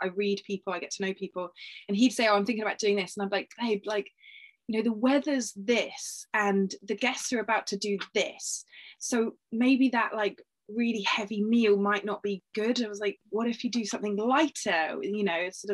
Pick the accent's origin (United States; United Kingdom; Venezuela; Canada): United Kingdom; being like a British sort of girl or woman